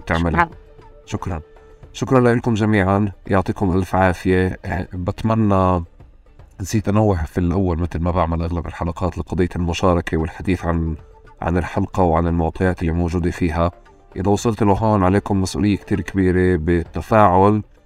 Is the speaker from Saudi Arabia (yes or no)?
no; Tulkarm, West Bank, Palestine; وإحنا كنا ساكنين يعني في طول كرم